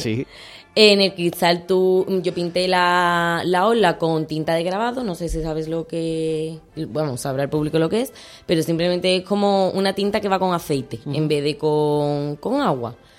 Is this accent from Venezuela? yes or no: no; Utrera, Andalusia, Spain; me siento muy apoyada por mi pueblo